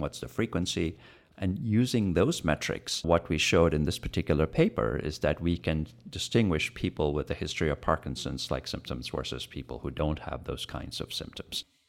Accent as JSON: {"language": "English", "country": "India", "tie": "born or raised there", "moved": "yes", "lives_now": "United States", "said": "I'm an Indian growing up in India"}